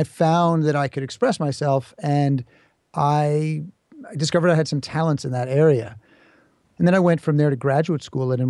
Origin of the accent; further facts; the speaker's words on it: New York City, New York, United States; I grew up in New York City